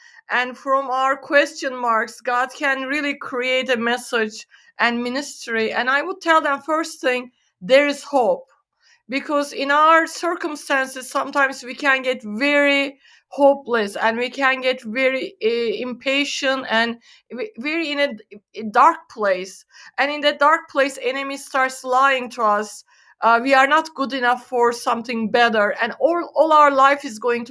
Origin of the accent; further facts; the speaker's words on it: Turkey; moved away as an adult; now in United States; I was born and raised in Turkey in the Middle East